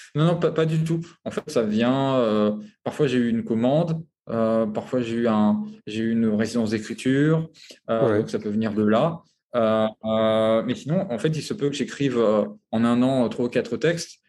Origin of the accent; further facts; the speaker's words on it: France; moved away as an adult; also born or lived in Paris / Congo; now in Abu Dhabi, United Arab Emirates; je suis français